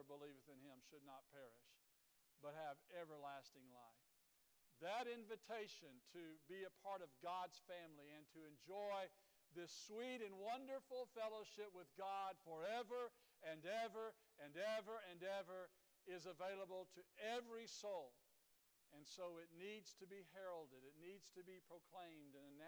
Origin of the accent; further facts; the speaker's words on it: Dripping Springs, United States; I was born in Dripping Springs, was raised here